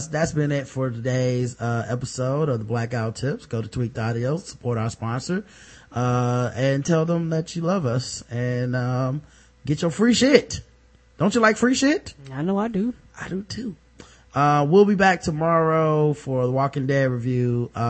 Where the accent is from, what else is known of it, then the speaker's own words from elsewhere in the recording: Port Arthur, Texas, United States; I'm from Port Arthur, Texas. I'm a woman.